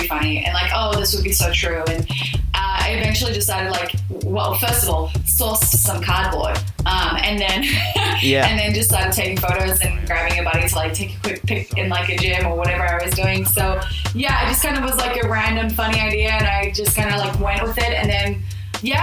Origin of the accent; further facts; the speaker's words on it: New Zealand; moved away as an adult; now in Australia; I'm actually from New Zealand. Like, I'm born and raised in New Zealand, and I've been in Australia for like 7 years